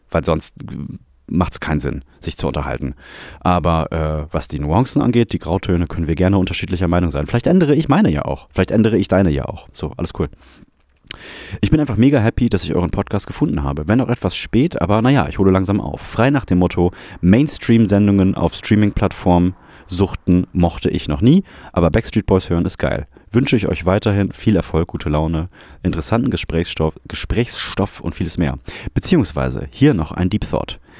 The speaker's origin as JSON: {"language": "German", "region": "Vienna", "country": "Austria", "accent": "Viennese", "said": "Wauni jetzt an einfach in mein Wiener Dialekt wechsel"}